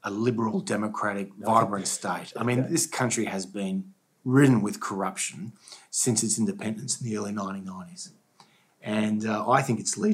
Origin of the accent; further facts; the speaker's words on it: Australia; As an Australian